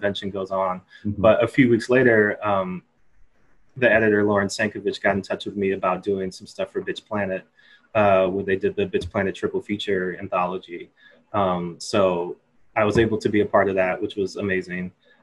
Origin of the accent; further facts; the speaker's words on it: Takoma Park, Maryland, United States; also born or lived in Silver Spring, Maryland / Baltimore, Maryland; I grew up all around Maryland. Like, I originally grew up in Tacoma Park, Maryland